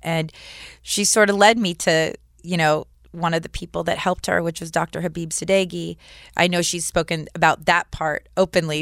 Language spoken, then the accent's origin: English; Malibu, California, United States; I grew up in Malibu